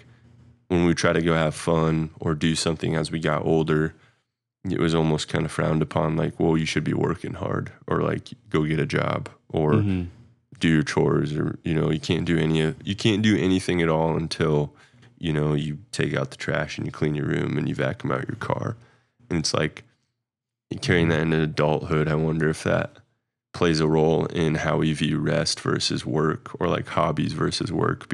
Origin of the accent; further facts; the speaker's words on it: Midwest, United States; Maybe it was the way we were raised in the Midwest